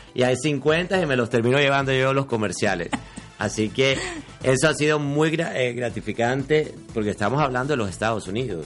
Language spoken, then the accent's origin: Spanish; Barranquilla, Atlántico, Colombia; accent: barranquillero; now in Miami, United States; yo soy barranquillero. Nací en Barranquilla, ya tengo mis añitos